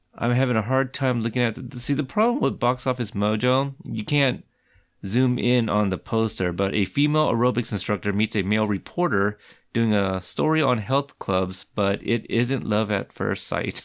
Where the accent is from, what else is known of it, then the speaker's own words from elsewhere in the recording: Pacific Northwest, United States; grew up, obviously, in the Pacific Northwest